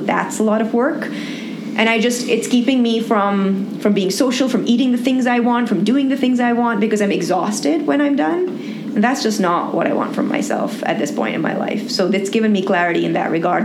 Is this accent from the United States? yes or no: no; Pakistan; being a Pakistani or having a Pakistani passport